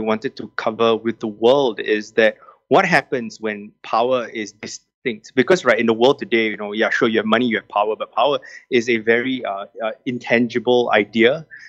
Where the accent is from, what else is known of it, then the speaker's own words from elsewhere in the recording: Singapore; I am Singaporean through and through, born and bred, very proudly so.